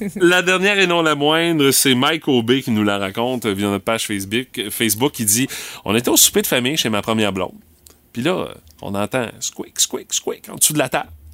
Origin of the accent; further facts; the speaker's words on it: Rimouski, Quebec, Canada; Chez nous, à Rimouski